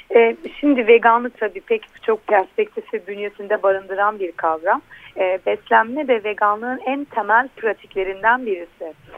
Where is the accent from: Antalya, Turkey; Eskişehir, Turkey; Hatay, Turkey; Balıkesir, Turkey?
Hatay, Turkey; Antakya